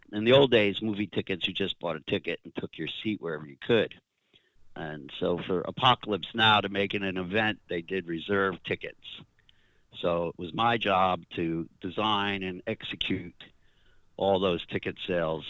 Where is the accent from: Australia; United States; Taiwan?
United States; New York; I, I grew up in New York